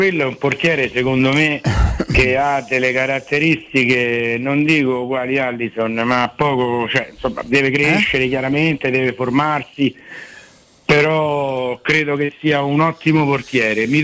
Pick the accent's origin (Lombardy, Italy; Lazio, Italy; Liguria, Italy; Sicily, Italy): Lazio, Italy; Rome; now in Terni, Italy; io sono romano, io sono trapiantato